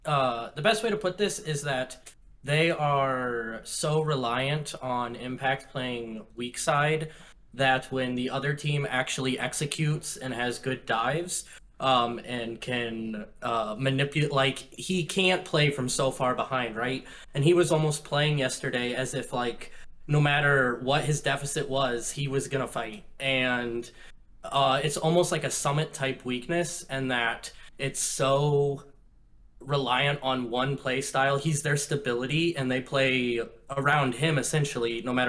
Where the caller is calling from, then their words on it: Portland, Oregon, United States; Portland, Oregon.